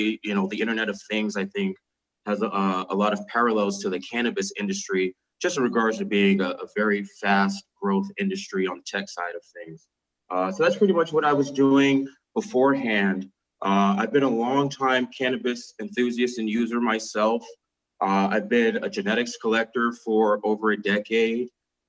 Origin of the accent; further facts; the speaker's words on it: Boston, Massachusetts, United States; moved away as an adult; also born or lived in Berkshires, Massachusetts; being a lifelong Bostonian, born and raised in Dorchester